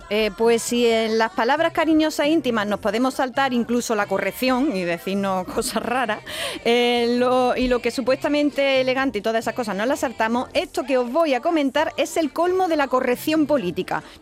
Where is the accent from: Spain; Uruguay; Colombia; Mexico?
Spain; Marchena, Andalusia; Que en mi pueblo, yo soy de Marchena y se dice mía a seca.